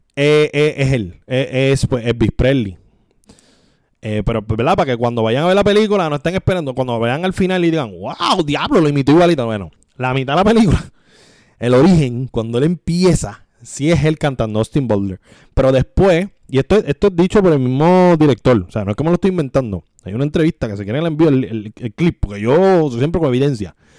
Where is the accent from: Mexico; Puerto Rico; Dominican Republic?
Puerto Rico